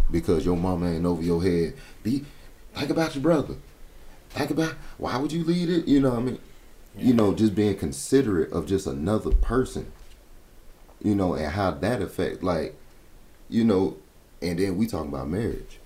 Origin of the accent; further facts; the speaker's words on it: Florida, United States; moved away; I grew up in Florida